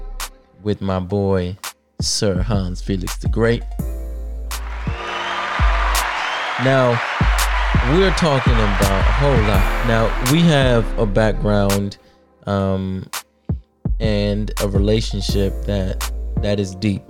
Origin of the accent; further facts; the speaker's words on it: Maryland, United States; I was living back at home because, you know, I'm from here. I'm from Maryland, so it's like an easy commute